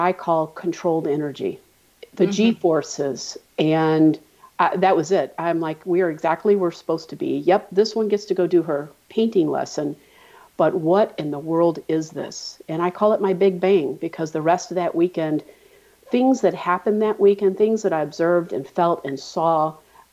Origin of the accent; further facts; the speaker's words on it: St. Louis, Missouri, United States; Well, I'm from St. Louis. I'm born and raised in the Midwest